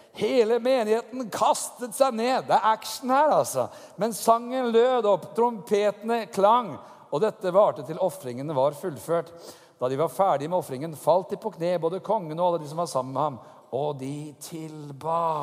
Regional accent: Norway; som nordmann

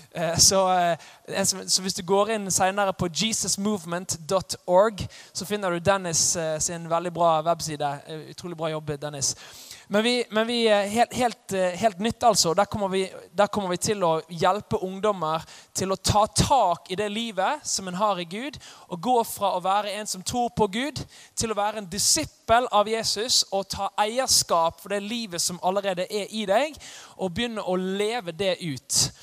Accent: Os, Vestland, Norway; Jeg kommer fra Os. Eh, litt sør for Bergen

